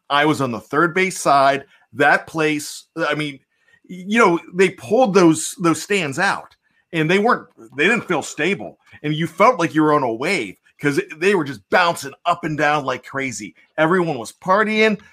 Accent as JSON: {"language": "English", "town": "Pittsburgh", "region": "Pennsylvania", "country": "United States", "tie": "born or raised there", "said": "I grew up on Three River Stadium"}